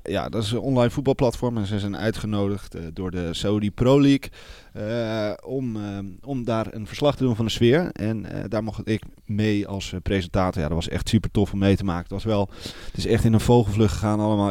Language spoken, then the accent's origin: Dutch; Netherlands; we moeten als Nederlanders